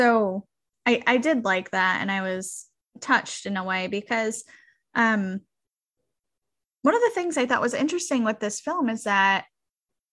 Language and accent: English; United States; I'm American